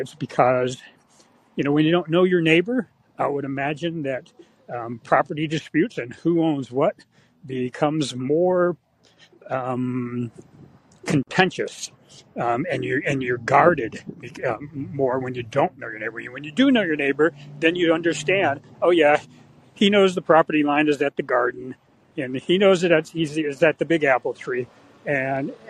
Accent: the Bay Area, California, United States; when we were growing up in the Bay Area

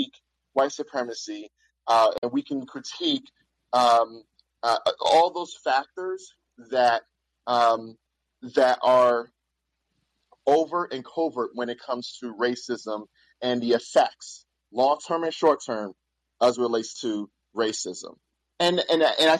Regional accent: New York City, New York, United States; I grew up in Bedford-Stuyvesant, Brooklyn during the 80s and 90s

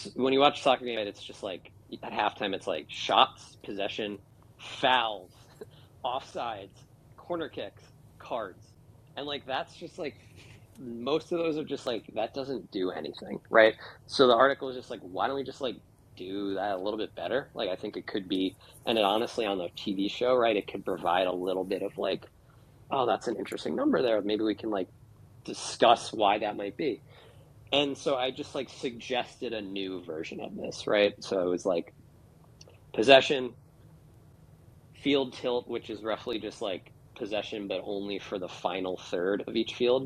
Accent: United States; I'm an American

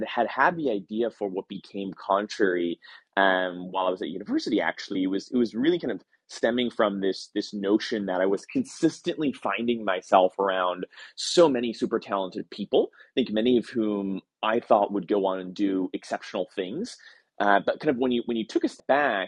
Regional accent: New Jersey, United States; moved away as an adult; also born or lived in Boston; I grew up in New Jersey, went to school kind of in Boston

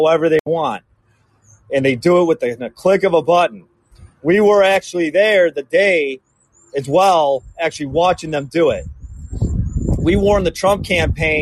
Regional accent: Chicago, Illinois, United States; also born or lived in Sedona, Arizona; now in Texas, United States; I'm originally from the Chicagoland area. Moved to Arizona in 2019

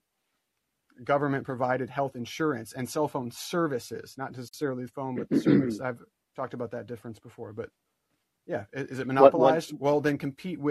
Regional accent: Dubuque, Iowa, United States; my hometown of Dubuque, Iowa

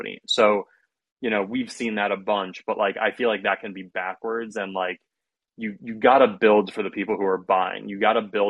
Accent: Ohio, United States; I'm from Ohio

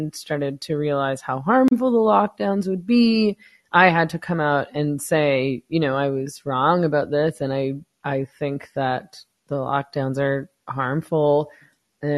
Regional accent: Vancouver, British Columbia, Canada; moved away as an adult; now in Mexico; I was born in Vancouver, so I lived there for 40 years

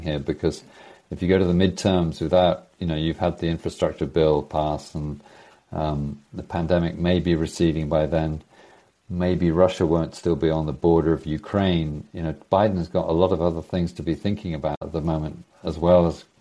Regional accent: United Kingdom; also born or lived in United States; now in Norway; I'm a Brit living in Norway

